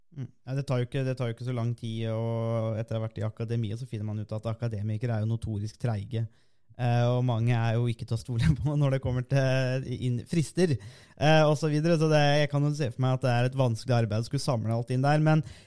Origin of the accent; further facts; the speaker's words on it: Norway; vi kommer jo begge fra Norges varmeste sted